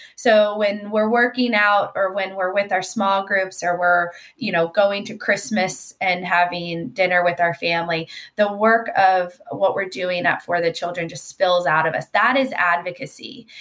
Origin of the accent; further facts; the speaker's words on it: Georgia, United States; moved away as an adult; also born or lived in Washington, D.C.; now in California, United States; I am from Georgia